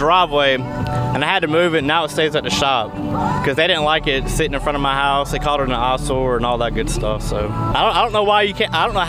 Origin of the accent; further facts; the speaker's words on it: Atlanta, Georgia, United States; Atlanta, Georgia.